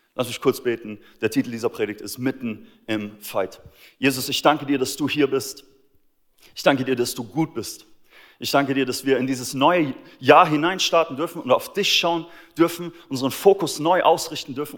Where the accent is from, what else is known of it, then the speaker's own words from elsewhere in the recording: Austria; moved away; mein Heimatland Österreich